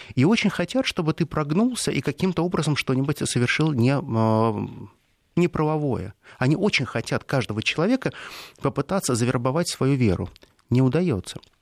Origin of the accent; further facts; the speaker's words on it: Russia; я был единственный россиянин, который из всего рейса прилетел в Бостон